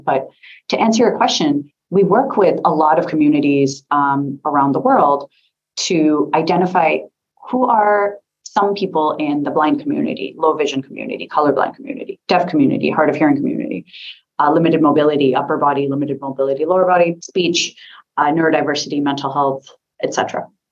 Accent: United States; accent: American; I'm an American

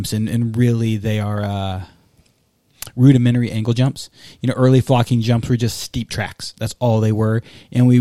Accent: Texas, United States; I'm from Texas

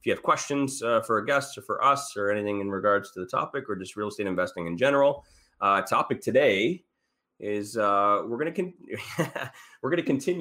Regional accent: Ontario, Canada; Yes, I'm from Ontario

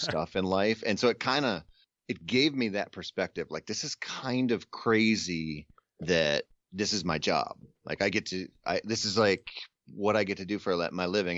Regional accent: Minnesota, United States; I grew up in Minnesota

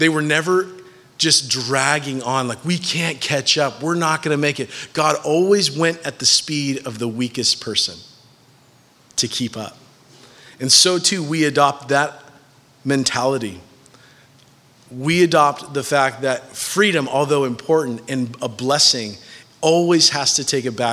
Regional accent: United States; As American citizens

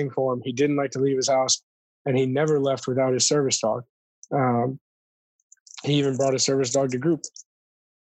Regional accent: Michigan, United States; moved away

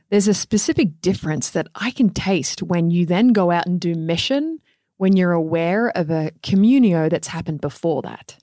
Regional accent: Australia; moved away; even being an Australian

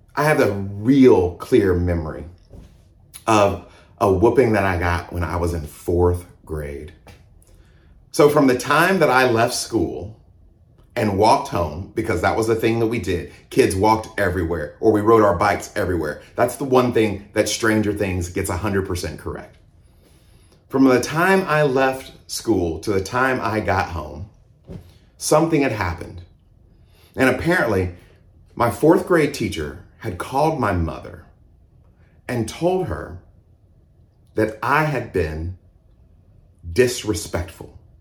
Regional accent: Mississippi, United States; also born or lived in Georgia; now in Houston, United States; I was born in Mississippi. I was raised in the South in Mississippi and Georgia.

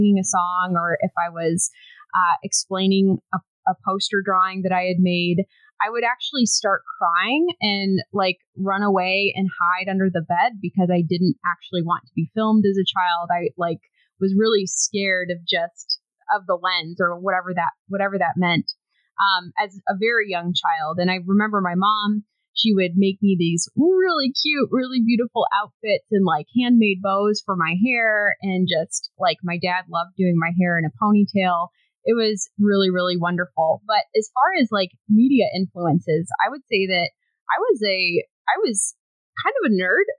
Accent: Kansas City, Missouri, United States; moved away as an adult; also born or lived in Springfield, Missouri / San Antonio, Texas / Austin, Texas; I grew up in the Kansas City area, so I was born in Springfield, Missouri, but my parents moved when I was a baby to the Kansas City area

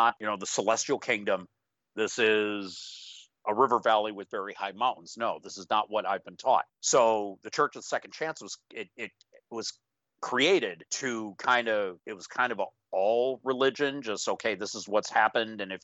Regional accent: United States; I consider myself American

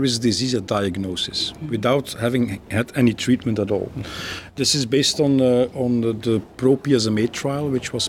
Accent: Belgium; I'm a radiation oncologist from Belgium, working in Leuven University Hospitals

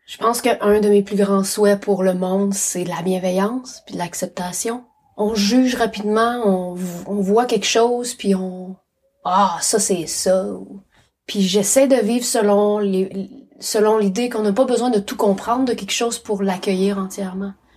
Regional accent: Abitibi-Témiscamingue, Quebec, Canada; moved away as an adult; now in Nelson, Canada; Je suis née en Abitibi-Témiscamingue au Québec.

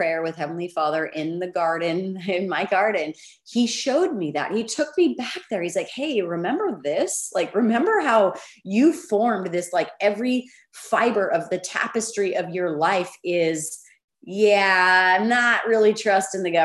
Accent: United States; I'm an American citizen

